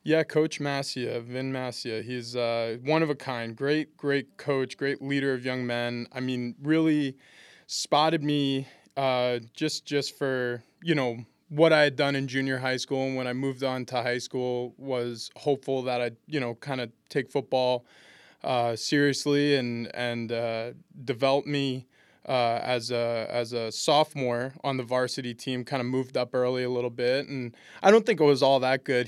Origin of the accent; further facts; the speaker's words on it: East Meadow, New York, United States; we moved to a, a town which I really call my hometown, East Meadow.